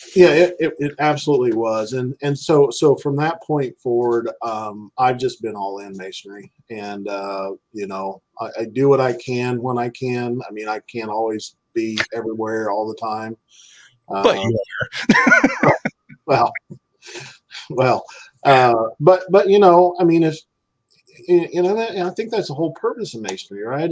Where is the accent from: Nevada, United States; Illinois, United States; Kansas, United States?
Kansas, United States; Clay Center; moved away; also born or lived in Salina, Kansas; I moved away from Clay Center to Salina